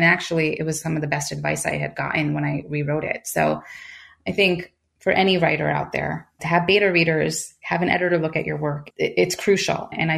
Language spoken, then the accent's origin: English; United States; I'm American. I am first generation.